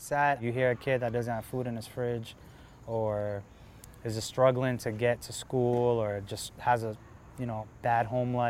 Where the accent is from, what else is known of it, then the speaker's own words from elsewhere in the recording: Providence, Rhode Island, United States; When I was growing up in Providence